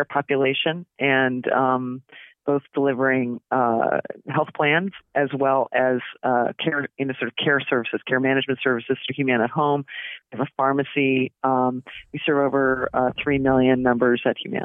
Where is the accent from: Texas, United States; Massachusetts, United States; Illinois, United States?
Massachusetts, United States; West Newbury; moved away as an adult; now in California, United States; I grew up in Massachusetts, born and raised outside of Boston, a little town called West Newbury